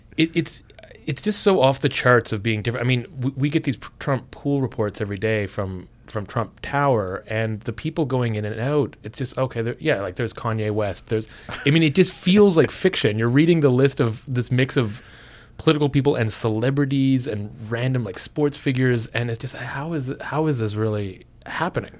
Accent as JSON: {"language": "English", "country": "Canada", "also_born_or_lived": "Ottawa", "moved": "as an adult", "lives_now": "United States", "said": "being a Canadian down there"}